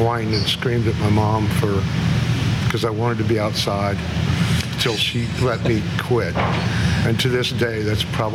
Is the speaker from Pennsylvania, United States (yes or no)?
no; Indianapolis, Indiana, United States; also born or lived in Beech Grove, Indiana / Florida; I was born in Beech Grove, lived in Indianapolis most of my life